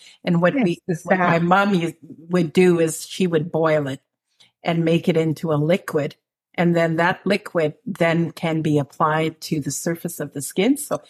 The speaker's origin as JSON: {"language": "English", "country": "Canada", "said": "I am Dene from Northern Saskatchewan, Northern Alberta."}